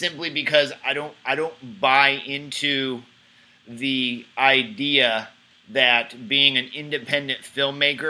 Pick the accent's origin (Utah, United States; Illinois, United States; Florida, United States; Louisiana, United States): Florida, United States; Jacksonville; I'm from here. I'm from Jacksonville, Florida. But my family's here.